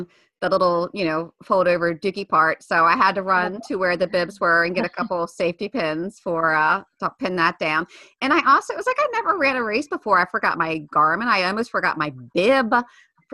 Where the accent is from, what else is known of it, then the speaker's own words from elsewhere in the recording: Baltimore, Maryland, United States; I'm from Baltimore